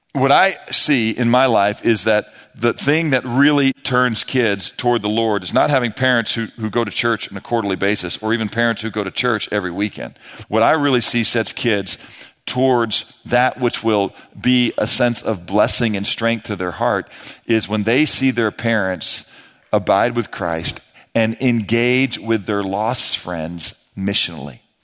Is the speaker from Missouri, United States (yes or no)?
yes; St. Louis, Missouri, United States; moved away as an adult; now in Texas, United States; I grew up in Saint Louis